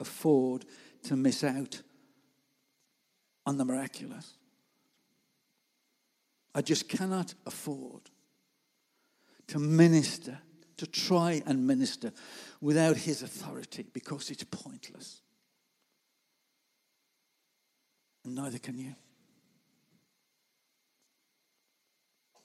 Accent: Gornal, West Midlands, United Kingdom; moved away as an adult; now in Warsaw, Poland; I'm just from Gornal

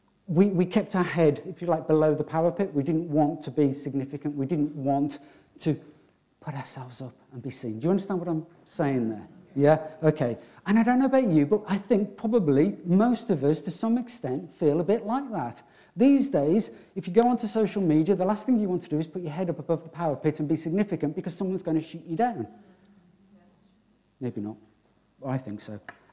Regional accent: Wolverhampton, West Midlands, United Kingdom; growing up in Wolverhampton, those of you who know, I come from Wolverhampton, I was literally, because we're talking about born for significance, I was literally born in a council home

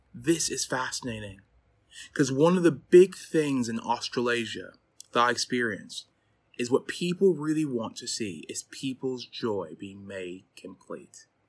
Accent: Chicago, Illinois, United States; moved away as an adult; now in Durham, United Kingdom; I'm from Chicago, Illinois, but moved to the U K, um, seven years ago

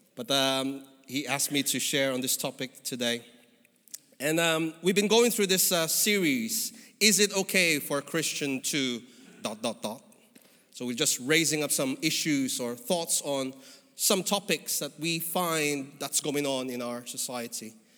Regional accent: Philippines; moved away as an adult; now in United Kingdom; I came from the Philippines, as you could probably figure out from my skin and my accent

